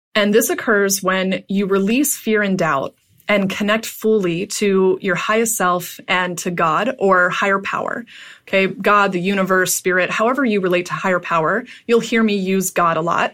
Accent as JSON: {"language": "English", "town": "Pittsburgh", "region": "Pennsylvania", "country": "United States", "tie": "born or raised there", "moved": "as an adult", "said": "I moved back to my hometown of Pittsburgh"}